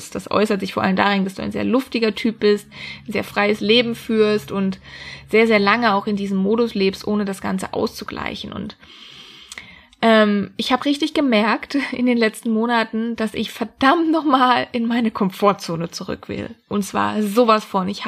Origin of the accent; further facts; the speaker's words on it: Freiburg, Baden-Württemberg, Germany; Ich wollte eigentlich immer in meiner Heimat, das ist Freiburg im schönen Süden von Deutschland, bleiben.